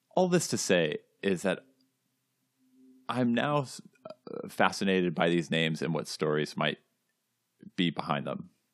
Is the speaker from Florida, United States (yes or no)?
no; California, United States; moved away as an adult; now in New England, United States; I grew up in California.